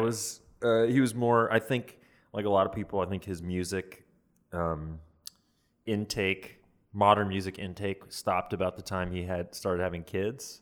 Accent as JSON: {"language": "English", "town": "Atlanta", "region": "Georgia", "country": "United States", "tie": "born or raised there", "moved": "yes", "said": "my hometown of Atlanta, Georgia"}